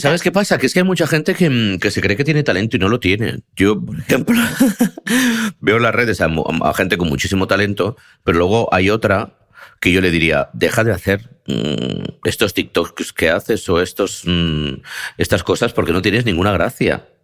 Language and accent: Spanish; Spain; soy de España